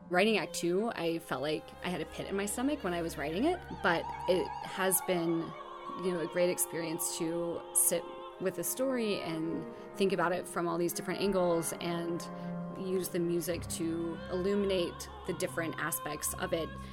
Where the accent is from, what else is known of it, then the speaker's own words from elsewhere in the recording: Oak Ridge, Tennessee, United States; moved away as an adult; also born or lived in Los Angeles / New York; I grew up in Oak Ridge, Tennessee, which is a small town outside of Knoxville